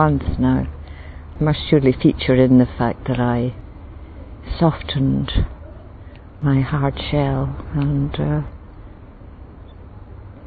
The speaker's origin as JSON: {"language": "English", "region": "Scotland", "country": "United Kingdom", "said": "I come from Scotland"}